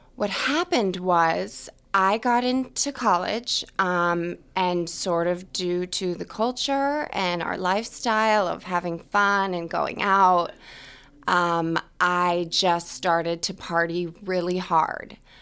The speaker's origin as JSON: {"language": "English", "region": "New Hampshire", "country": "United States", "also_born_or_lived": "Ohio", "moved": "yes", "lives_now": "Boston, United States", "said": "I'm from New Hampshire"}